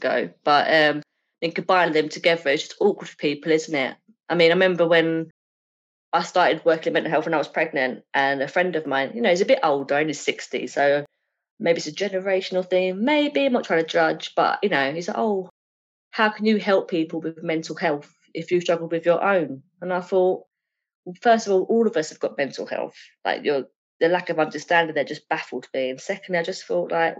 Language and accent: English; Essex, East of England, United Kingdom; accent: Essex; my Essex really fast-talking way